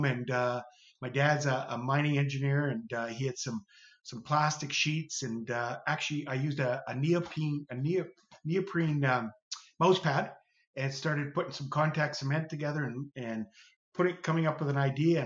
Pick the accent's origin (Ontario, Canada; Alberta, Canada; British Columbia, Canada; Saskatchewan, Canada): Ontario, Canada; Sault Ste. Marie; I'm from Canada, Sault Ste. Marie